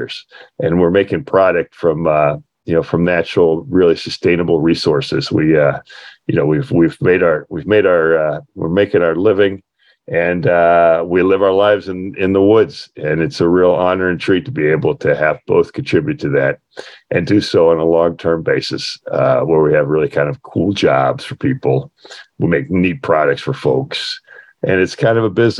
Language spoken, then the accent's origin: English; West Virginia, United States; I was a kid growing up in West Virginia.